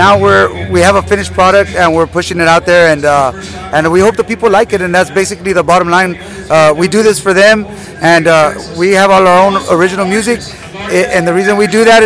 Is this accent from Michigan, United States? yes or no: no; South Texas, United States; we're actually from South Texas